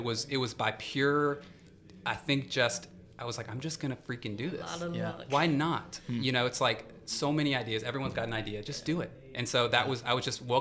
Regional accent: Decatur, Georgia, United States; I'm from Decatur. And, you know, I was really into sports and music growing up

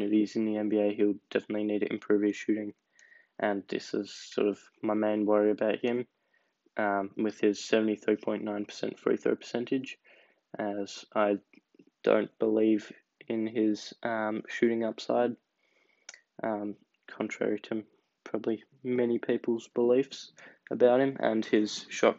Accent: Australia; as an Australian

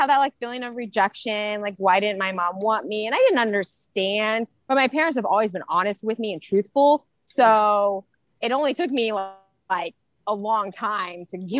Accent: Centralia, Illinois, United States; Centralia, Illinois. So, very small town.

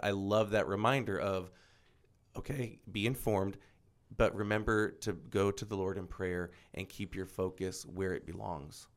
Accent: Florida, United States; moved away; Born and raised in Florida

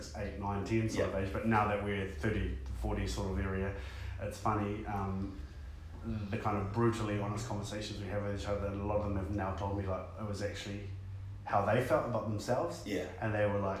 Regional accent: New Plymouth, Taranaki, New Zealand; I grew up in Spotswood, but I went to school at Francis Douglas.

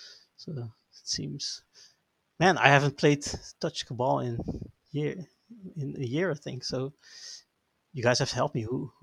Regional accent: Netherlands; I'm from the Netherlands.

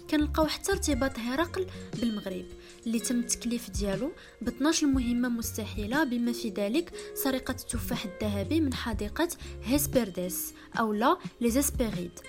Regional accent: Morocco; واش حنا كمغاربه كنعرفوا شي حاجه على الادب المغربي ديالنا

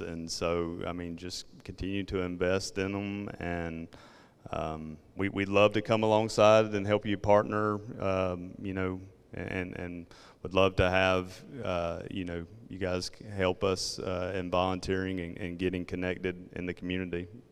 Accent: South Georgia, United States; accent: Southern; southern Georgia

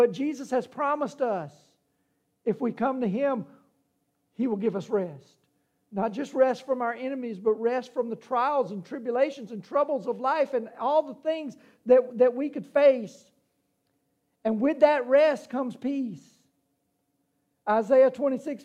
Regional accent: Louisiana, United States; I'm from Louisiana, and we have these things called hurricanes.

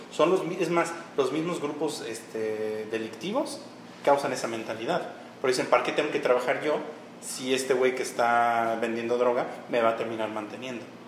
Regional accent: Nezahualcóyotl, State of Mexico, Mexico; soy de Nezahualcóyotl

